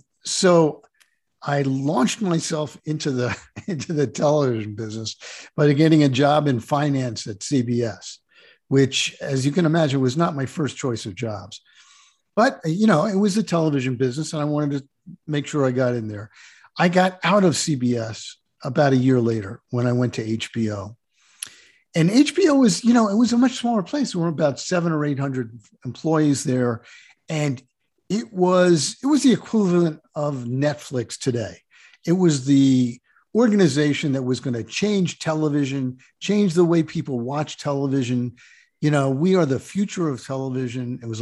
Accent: New Jersey, United States; born there; I was born in New Jersey, on the Jersey Shore. … was a local bar band, so it was really a great place to grow up.

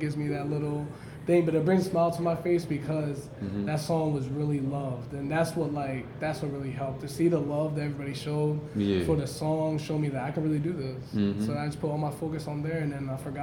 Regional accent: Baltimore, Maryland, United States; moved away as an adult; now in New York, United States; I'm actually from Baltimore.

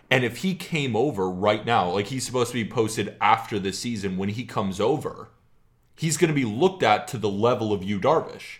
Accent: California, United States; I'm from California

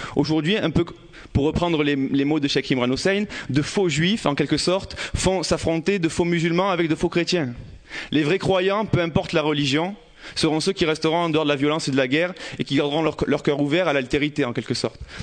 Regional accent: Marseille, Provence-Alpes-Côte d'Azur, France; J'ai grandi euh, à Campagne-l'Évêque, dans les quartiers nord de Marseille.

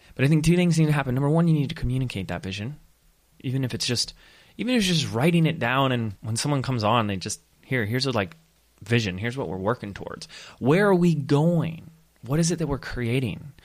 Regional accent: Laguna Beach, California, United States; the little, little beach town, my hometown, Same as hometown as my wife, Laguna Beach

